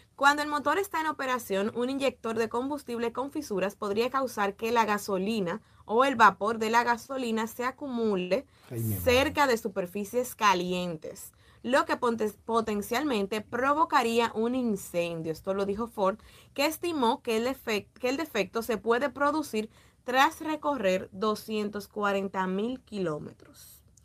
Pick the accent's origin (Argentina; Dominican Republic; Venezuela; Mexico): Dominican Republic; estamos en República Dominicana